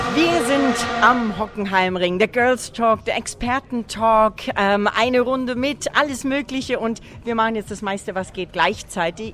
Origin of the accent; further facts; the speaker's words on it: Bavaria, Germany; denn wir kommen alle aus dem schönen Bayern